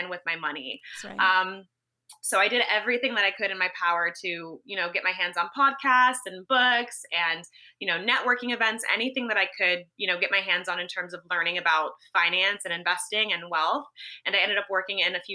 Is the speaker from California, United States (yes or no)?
yes; Los Angeles, California, United States; moved away as an adult; also born or lived in San Francisco; I grew up in Los Angeles, California